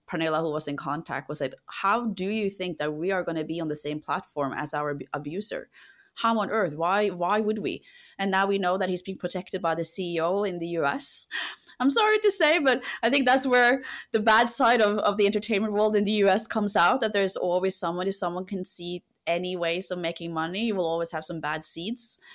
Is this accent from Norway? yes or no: yes; Norway; now in London, United Kingdom; I come from a country where we trust a lot. I come from Norway.